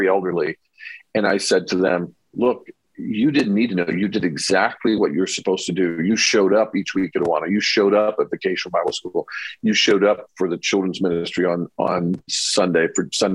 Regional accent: Mishawaka, Indiana, United States; that church I grew up in Northern Indiana

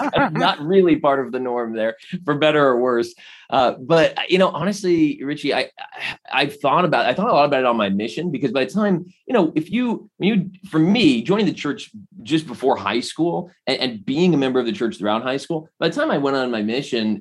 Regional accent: Phoenix, Arizona, United States; So I was born and raised in Arizona. I joined the church as a young teenager in Phoenix, where I grew up.

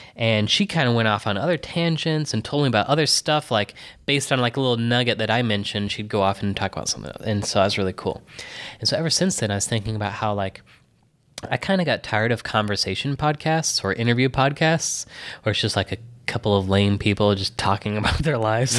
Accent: Texas, United States; also born or lived in Michigan; now in New York City, United States; I was born in Texas, blah, blah, blah, and then I went to Michigan

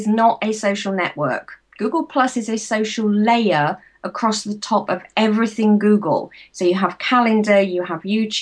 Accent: United Kingdom; I'm from the UK

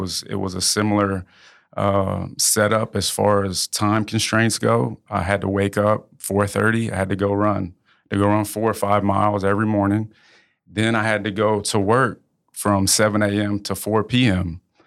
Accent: Houston, Texas, United States; moved away as an adult; also born or lived in New Orleans; now in Lafayette, United States; I grew up in Houston.

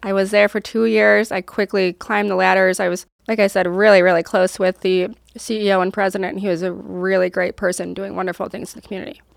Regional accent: Rochester, New York, United States; moved away as an adult; I grew up in upstate New York

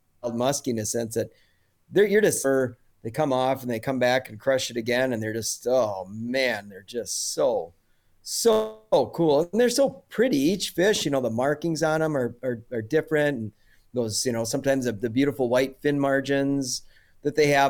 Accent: Minnesota, United States; I grew up in Minnesota too, and had done a little bit of trout fishing in Northwest Ontario growing up.

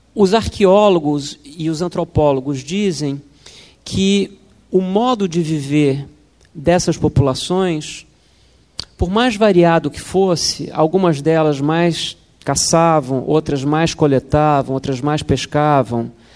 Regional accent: Brazil; como brasileiros

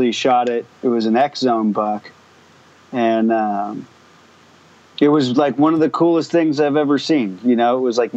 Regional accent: Marin County, California, United States; I was born in Marin County, 1985, so I'm 32

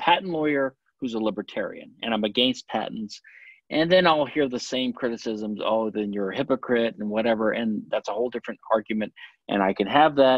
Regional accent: Louisiana, United States; also born or lived in Pennsylvania / Philadelphia / London; now in Houston, United States; I was born in Louisiana. I live in Texas

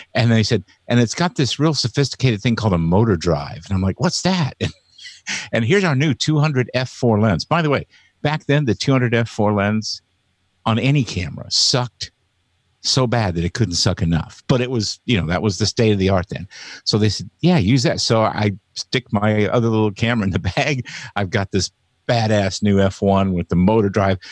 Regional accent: Indianapolis, Indiana, United States; now in Seattle area, United States; I grew up in Indianapolis, Indiana.

